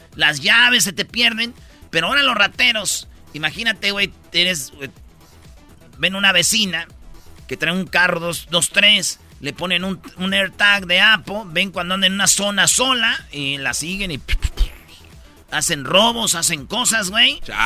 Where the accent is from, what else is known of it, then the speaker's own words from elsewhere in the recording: Jiquilpan, Michoacán, Mexico; moved away; allá en mi pueblo, en Jiquilpan, Michoacán